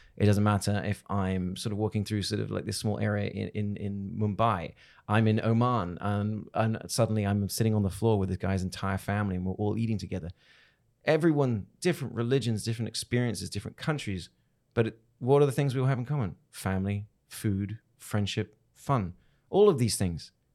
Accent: England, United Kingdom; also born or lived in Hong Kong; now in Texas, United States; that Englishman in Texas.

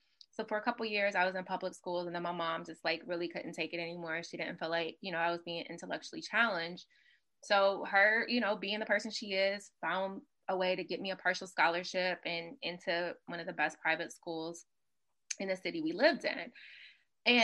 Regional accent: Mississippi, United States; also born or lived in Los Angeles, United States; So for me, my background is, I grew up primarily in Mississippi.

